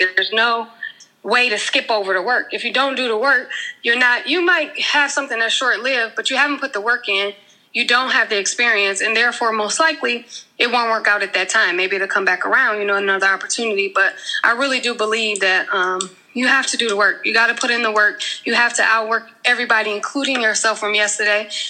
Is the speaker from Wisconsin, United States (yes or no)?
yes; Milwaukee, Wisconsin, United States; moved away as an adult; also born or lived in Atlanta, Georgia / Maryland; I am from um, Milwaukee, Wisconsin. I was born and raised there. I Lived there for 30 years